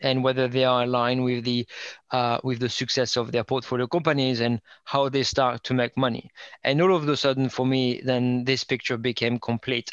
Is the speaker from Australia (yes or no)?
no; northern France, France; English is a second language; moved away as an adult; also born or lived in Indianapolis, United States; now in United Kingdom; I'm um, uh, French, grew up in um, north, um, kind of out the outskirts